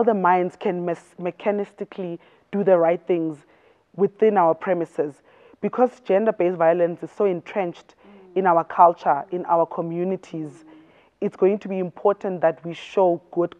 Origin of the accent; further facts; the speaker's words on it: Soweto, Gauteng, South Africa; also born or lived in Bedale, Mpumalanga; I grew up in Soweto